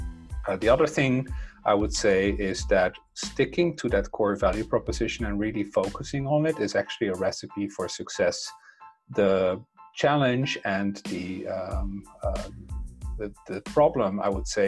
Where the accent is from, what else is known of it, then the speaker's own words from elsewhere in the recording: Netherlands; English is a second language; moved away as an adult; also born or lived in Brussels; I have a funny accent, and that's because I come from the Netherlands. That's where I was born. And, in the 70s and 80s, I grew up there.